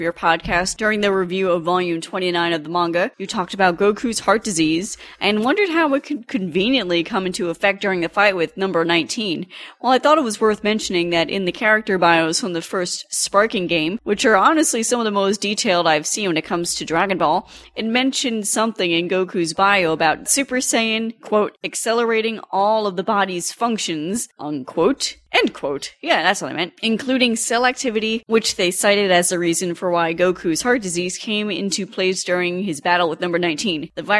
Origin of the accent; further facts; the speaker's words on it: Tempe, Arizona, United States; I am from Tempe, Arizona.